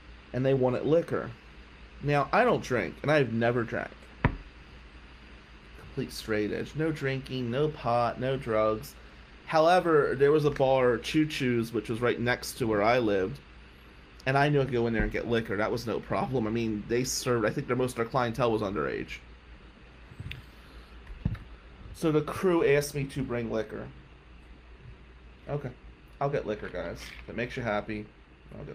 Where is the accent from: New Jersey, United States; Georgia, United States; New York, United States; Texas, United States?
New Jersey, United States; Atlantic City; now in Michigan, United States; we're white from Atlantic City